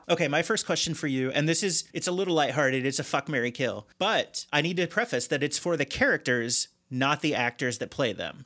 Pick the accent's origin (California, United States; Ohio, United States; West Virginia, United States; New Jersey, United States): Ohio, United States; Cincinnati; now in Chicago, United States; I'm from the Cincinnati area originally